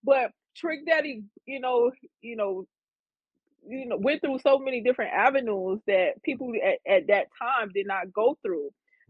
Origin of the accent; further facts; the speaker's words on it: Opa-locka, Florida, United States; But my upbringing, I was in Opa-locka. I went to Kara City. it was some tough times. I stayed in the city for a little bit, but for the most part, I grew up in Opa-locka.